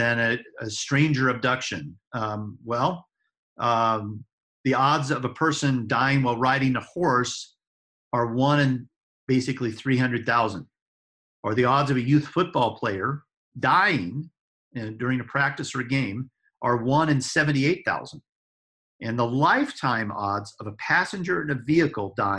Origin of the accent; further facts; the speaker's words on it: Denver, Colorado, United States; my hometown, Denver